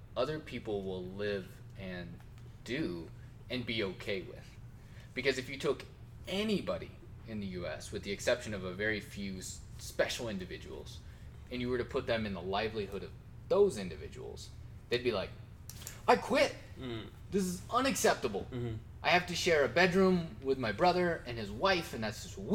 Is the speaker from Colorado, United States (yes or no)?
yes; northern Colorado, United States; coming from, like, you know, northern Colorado